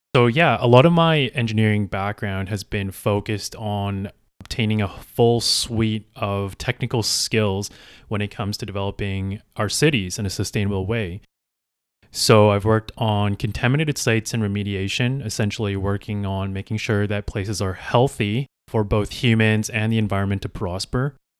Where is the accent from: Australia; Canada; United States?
Canada; Calgary, Alberta; I am originally from Calgary, Alberta.